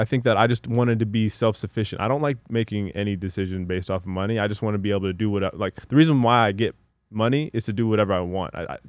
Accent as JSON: {"language": "English", "town": "Los Angeles", "region": "California", "country": "United States", "tie": "born or raised there", "also_born_or_lived": "Palos Verdes", "said": "I'm from LA."}